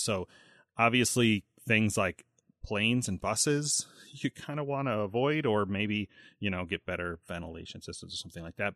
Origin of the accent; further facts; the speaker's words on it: United States; growing up in the States